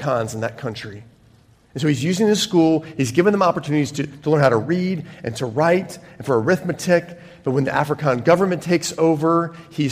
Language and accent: English; United States; moved away; From my home country